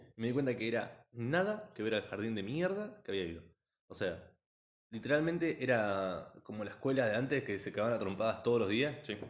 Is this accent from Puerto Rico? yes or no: no; Argentina; also born or lived in Las Flores, Buenos Aires; somos, primero que nada somos de Argentina